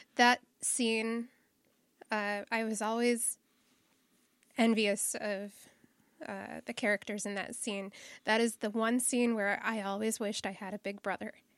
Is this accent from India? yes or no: no; Nebraska, United States; there was no place in my hometown where I could find a treasure map